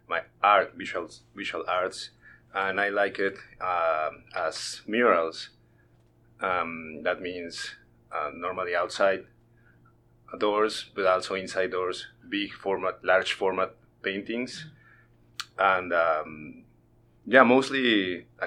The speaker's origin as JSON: {"language": "English", "region": "Mexico City", "country": "Mexico", "tie": "born or raised there", "second_language": "English", "moved": "as an adult", "lives_now": "Northwest Arkansas, United States", "said": "I grew up in Mexico City"}